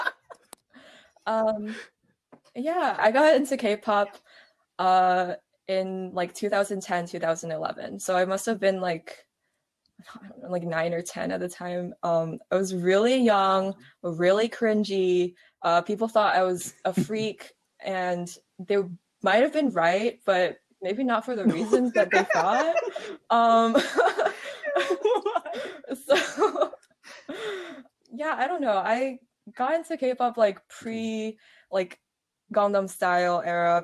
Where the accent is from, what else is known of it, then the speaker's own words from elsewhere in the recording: Virginia, United States; I'm from Virginia